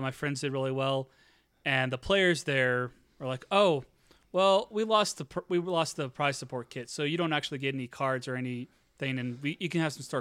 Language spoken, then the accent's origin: English; Normal, Illinois, United States; my hometown of Normal, Illinois